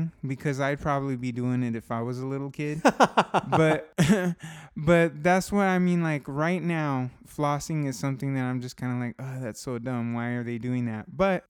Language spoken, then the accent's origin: English; Southern California, United States; Well, I'm from Southern California